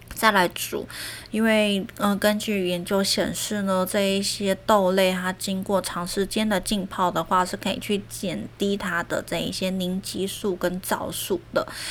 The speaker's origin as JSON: {"language": "Chinese", "country": "Taiwan", "said": "我们台湾人"}